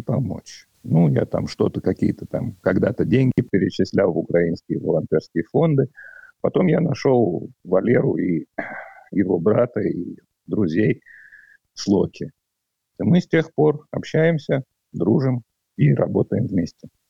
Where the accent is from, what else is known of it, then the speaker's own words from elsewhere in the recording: Moscow, Russia; moved away as an adult; now in Latvia; Я родом из Москвы. В Латвию я переехал в начале 2013 года